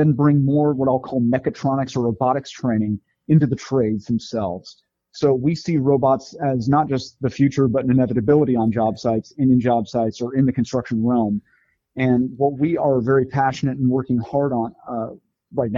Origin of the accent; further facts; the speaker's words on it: Arizona, United States; I grew up in Arizona